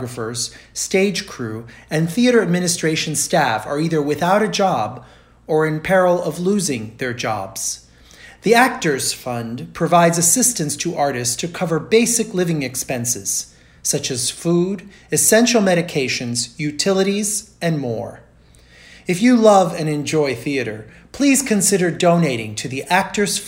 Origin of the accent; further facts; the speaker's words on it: Rio de Janeiro, Brazil; growing up in Rio de Janeiro, Brazil, where I grew up